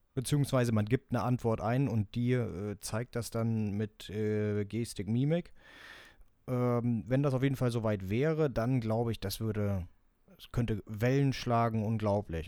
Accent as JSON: {"language": "German", "country": "Germany"}